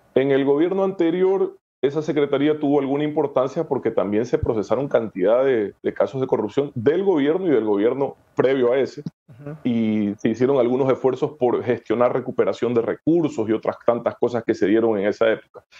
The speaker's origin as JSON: {"language": "Spanish", "country": "Ecuador", "said": "como ecuatoriano"}